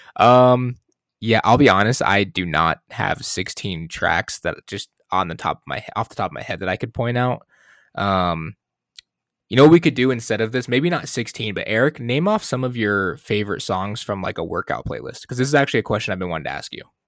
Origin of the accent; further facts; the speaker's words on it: Michigan, United States; moved away; also born or lived in Arizona; I'm from Michigan